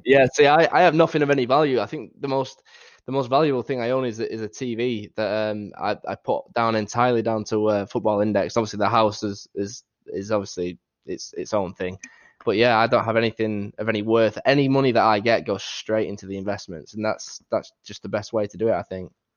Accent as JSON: {"language": "English", "town": "Doncaster", "region": "Yorkshire and the Humber", "country": "United Kingdom", "accent": "northern", "said": "as you can tell from, from, from my accent, I live up north in a place called Doncaster"}